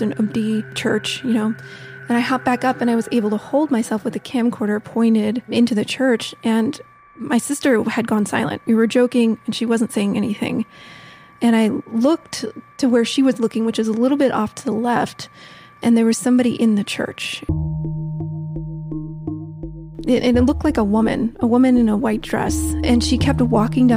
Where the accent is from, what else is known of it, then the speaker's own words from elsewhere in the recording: Silver Spring, Maryland, United States; I'm from Washington, D.C., Silver Spring, Maryland, just north of D.C.